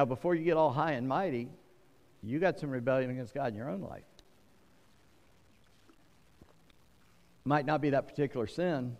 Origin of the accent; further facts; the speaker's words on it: the South, United States; I'm from the South where I got a second cousin twice removed